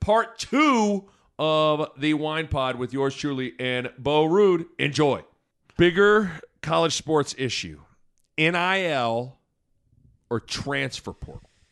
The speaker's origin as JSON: {"language": "English", "town": "Lincoln", "region": "Nebraska", "country": "United States", "tie": "born or raised there", "said": "I grew up in Lincoln and I love Nebraska"}